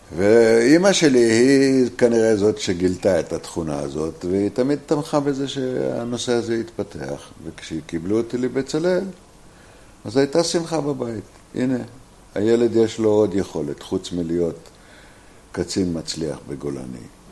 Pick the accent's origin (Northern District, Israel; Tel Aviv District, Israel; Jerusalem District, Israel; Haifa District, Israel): Northern District, Israel; Ashdot Ya'akov; also born or lived in New York; אני נולדתי באשדות יעקב, בעמק הירדן. 1942. אנחנו גדלנו כאנשי אדמה